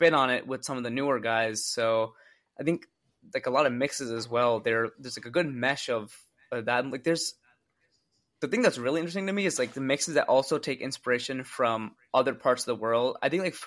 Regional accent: Long Island, New York, United States; We grew up in Long Island in New York.

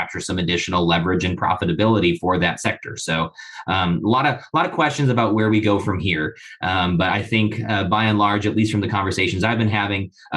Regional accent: Idaho, United States; I'm from Idaho, which is in the West, very arid, very, very drought stricken

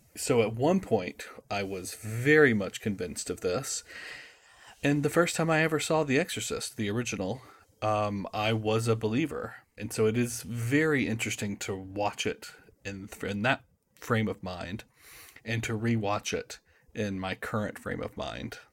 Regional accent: United States; I'm an American living in Boston

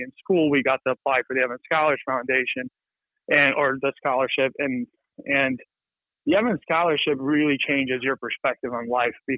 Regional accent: Kosovo; moved away; also born or lived in North Macedonia; We were born and raised in Kosovo

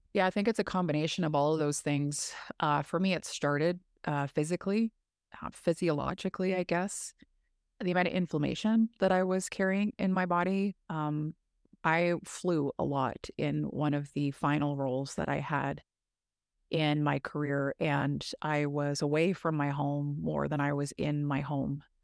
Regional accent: Massey, Ontario, Canada; I grew up in northern Ontario, rural northern Ontario, small town called Massey

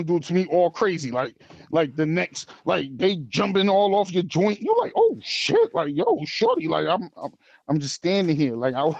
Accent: United States; also born or lived in Hartford, Connecticut; Because I'm an American

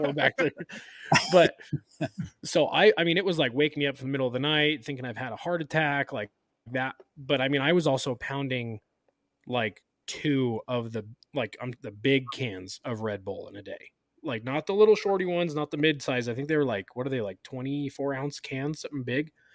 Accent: Sacramento, California, United States; I had a family doctor growing up in Sacramento where I grew up

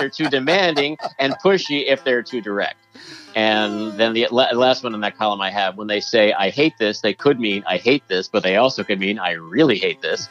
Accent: New York, United States; growing up in New York

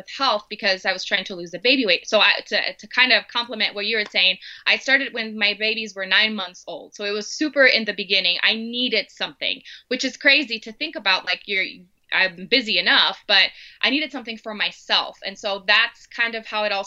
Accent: Brazil; English is a second language; moved away as an adult; now in Denver, United States; So I'm originally from Brazil. I grew up there my entire life, and then I married my American husband and ended up in the U.S.

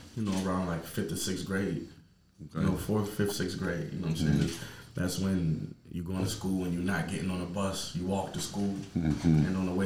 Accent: Buffalo, New York, United States; growing up on Montana, it was dope, man. I played football. I hung out with just the neighborhood kids, man. Living on the east side of Buffalo.

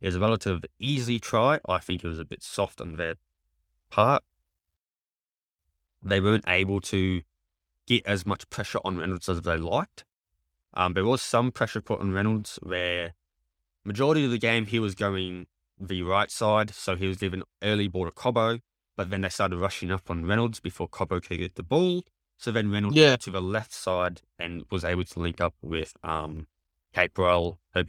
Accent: Queensland, Australia; I'm a Queenslander thick and through, mate.

